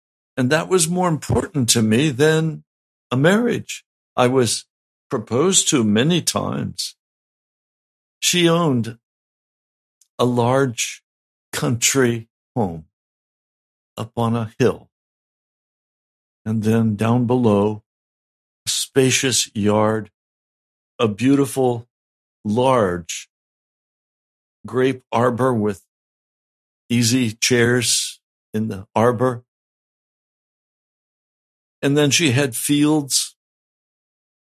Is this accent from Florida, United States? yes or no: no; western Pennsylvania, United States; also born or lived in Wyoming / Colorado; most of my boyhood was spent in the woods of western Pennsylvania